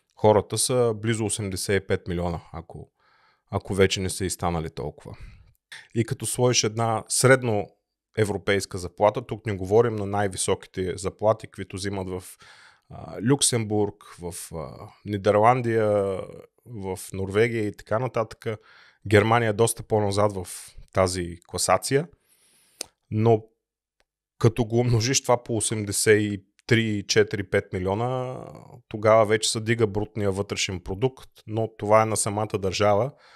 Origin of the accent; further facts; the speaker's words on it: Bulgaria; now in Germany; аз съм от България